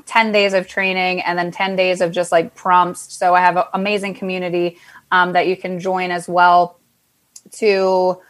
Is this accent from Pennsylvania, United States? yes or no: yes; Pennsylvania, United States; I was actually born and raised in Pennsylvania